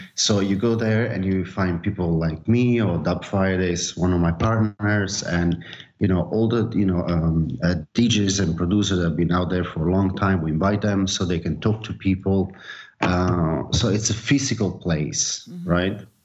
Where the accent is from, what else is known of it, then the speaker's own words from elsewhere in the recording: Naples, Campania, Italy; now in Barcelona, Spain; I'm from Napoli